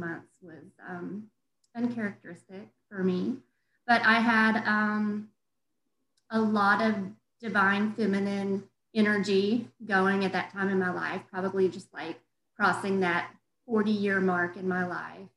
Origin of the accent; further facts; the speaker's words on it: the South, United States; moved away as an adult; also born or lived in Denver, Colorado; I'm from the South